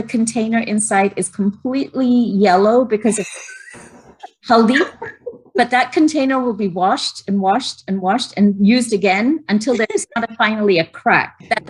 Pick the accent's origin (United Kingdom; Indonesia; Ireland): United Kingdom; England; Maybe it was because I grew up in England and was really like, you know, set with the timing thing.